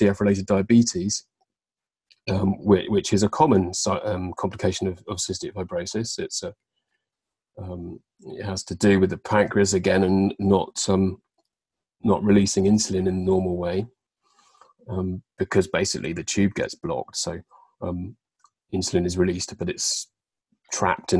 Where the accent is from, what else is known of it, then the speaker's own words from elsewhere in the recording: Devon, South West England, United Kingdom; also born or lived in London; I moved from London, where I was living, back down to Devon, which is where my family are